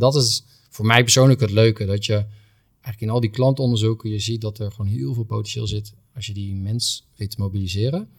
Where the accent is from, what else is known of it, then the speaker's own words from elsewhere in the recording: Doesburg, Gelderland, Netherlands; moved away as an adult; now in Rotterdam, Netherlands; mijn klantreis is begonnen in Doesburg, want daar ben ik geboren. Mhm. En ehm, opgegroeid in, in Doesburg